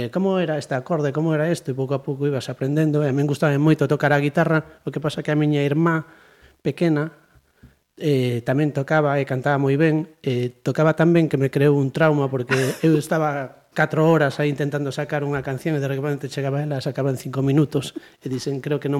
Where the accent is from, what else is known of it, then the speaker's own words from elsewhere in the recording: Santiago de Compostela, Galicia, Spain; somos de Santiago desde de sempre, vamos. máis, máis picheleiros non podemos ser.